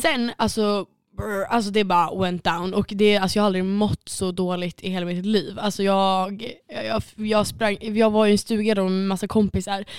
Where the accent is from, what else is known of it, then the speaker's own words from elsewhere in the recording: Sweden; jag ska säga suédois